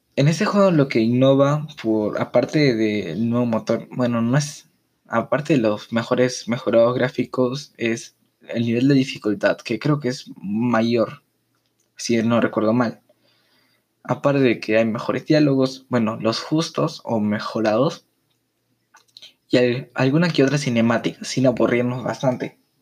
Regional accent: Peru; en mi país, Perú

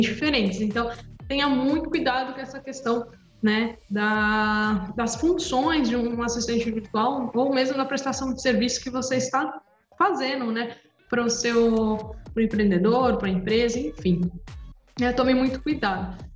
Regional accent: Praia Grande, São Paulo, Brazil; eu sou aqui, de, aqui da Praia Grande, São Paulo

